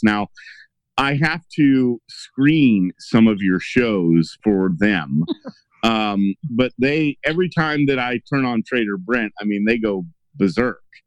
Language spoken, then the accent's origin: English; Illinois, United States; I'm from Illinois, but I'm close enough to Missouri